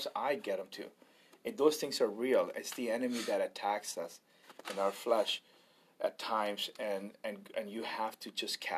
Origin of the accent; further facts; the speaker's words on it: India; I'm Indian. We didn't have shoes.